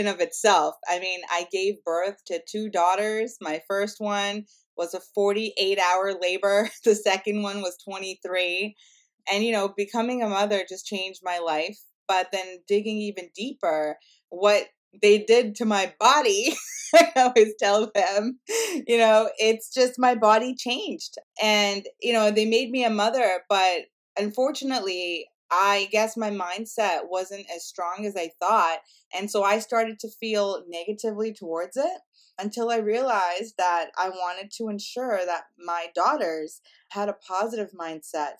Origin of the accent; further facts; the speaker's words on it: Canada; I'm Indian by heritage, and I'm first generation Canadian